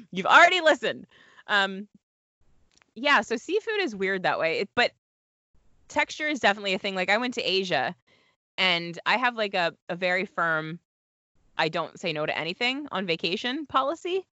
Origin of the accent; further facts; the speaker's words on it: Delaware, United States; moved away as an adult; I went to college in Delaware, I grew up in Delaware